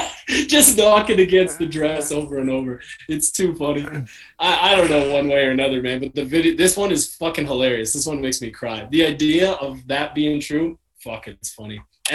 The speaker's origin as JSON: {"language": "English", "country": "Canada", "said": "I'm Canadian Trump to the people in Toronto."}